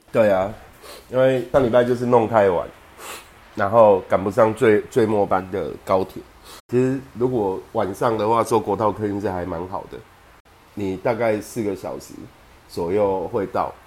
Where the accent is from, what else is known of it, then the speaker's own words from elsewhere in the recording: Taipei, Taiwan; now in Kaohsiung, Taiwan; 我从小在那边念小学